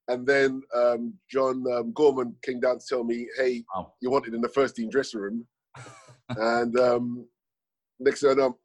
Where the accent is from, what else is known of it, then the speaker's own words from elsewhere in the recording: London, United Kingdom; also born or lived in Sierra Leone; I believe I was 4 or 5 years of age when I moved from Sierra Leone to London. And growing up in London was pretty a challenge, to say the least, at that period of time, yes.